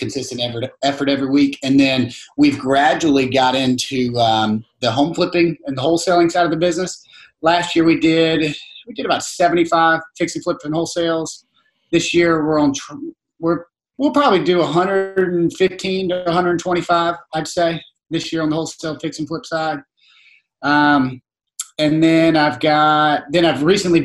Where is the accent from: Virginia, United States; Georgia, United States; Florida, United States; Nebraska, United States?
Virginia, United States; moved away as an adult; now in Charleston, United States; I grew up in Virginia, played college basketball in Virginia, graduated college, moved straight to Charleston